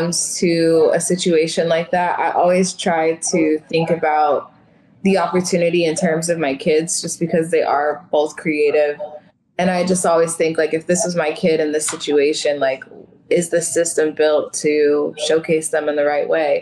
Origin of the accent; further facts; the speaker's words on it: Tacoma, Washington, United States; I'm from Tacoma